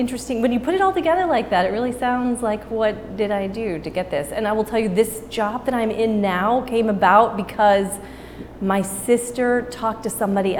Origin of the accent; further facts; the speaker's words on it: Amarillo, Texas, United States; In Amarillo, Texas.